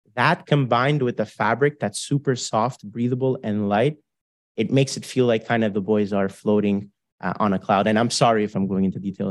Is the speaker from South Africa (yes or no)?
no; Canada; we're four Canadian guys